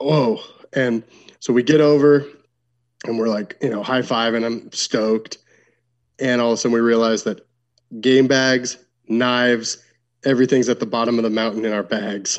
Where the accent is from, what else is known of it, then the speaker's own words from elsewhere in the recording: Washington, United States; I'm from Washington State.